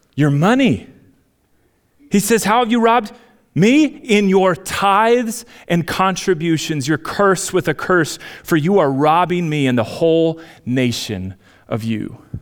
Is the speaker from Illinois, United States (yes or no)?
no; Minnesota, United States; moved away; I'm, I'm Minnesotan at heart